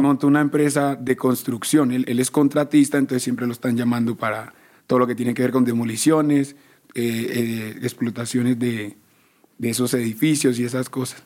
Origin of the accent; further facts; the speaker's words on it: Medellín, Antioquia, Colombia; Nosotros todos, todos nacimos en Medellín.